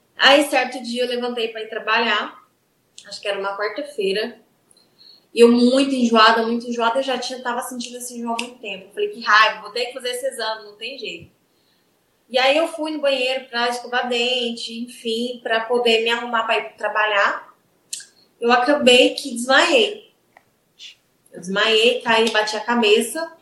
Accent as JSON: {"language": "Portuguese", "town": "Goiatuba", "region": "Goiás", "country": "Brazil", "said": "Goiatuba, é do interior de Goiás"}